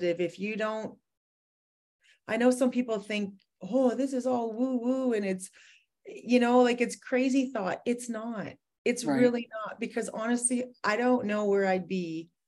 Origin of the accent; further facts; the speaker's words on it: Edmonton, Alberta, Canada; I'm from Edmonton, Alberta, Canada.